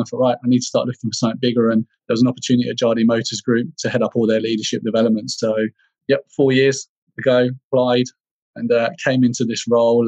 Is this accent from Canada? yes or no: no; Bedfordshire, East of England, United Kingdom; for me, um, home was in Bedfordshire in the UK